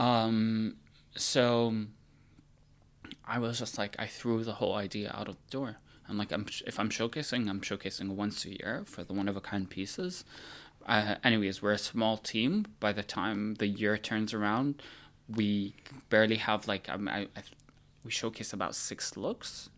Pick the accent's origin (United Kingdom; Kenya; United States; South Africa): United States; moved away; also born or lived in Milan, Italy; as an American